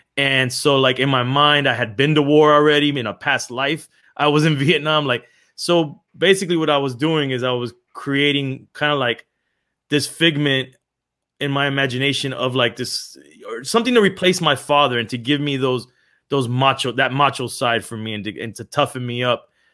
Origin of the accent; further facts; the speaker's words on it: Miami, Florida, United States; also born or lived in Los Angeles; I was born in Los Angeles and raised in Miami from the eighties.